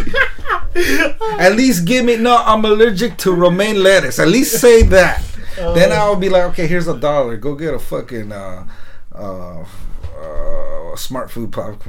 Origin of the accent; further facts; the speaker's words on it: United States; I was born here, first generation.